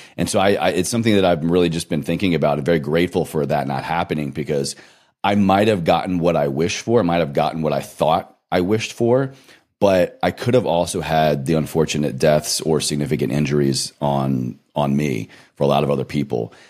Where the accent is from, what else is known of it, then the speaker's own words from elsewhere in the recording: Roanoke, Virginia, United States; moved away; my hometown. I picked up on a recent trip from Roanoke, Virginia